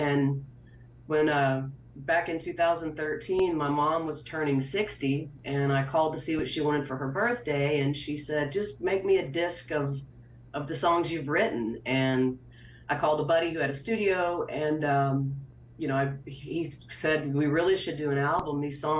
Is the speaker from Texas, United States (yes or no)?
yes; Milano, Texas, United States; born or raised there